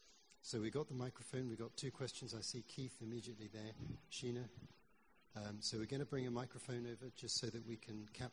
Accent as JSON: {"language": "English", "country": "Pakistan", "tie": "born or raised there", "moved": "yes", "said": "I know, like Toppy, what it feels like to live in a country which is not your own. I grew up in Pakistan."}